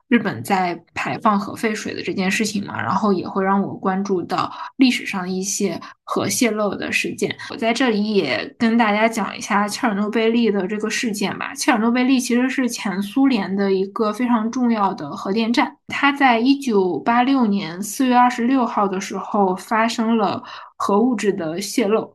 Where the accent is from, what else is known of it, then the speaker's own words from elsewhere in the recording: northern China, China; 因为我是北方人嘛